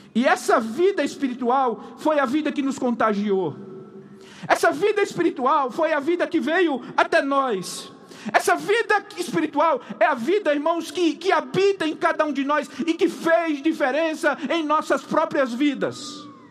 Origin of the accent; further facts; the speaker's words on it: Paraíba, Brazil; moved away; sempre vou lá para Paraíba, minha terra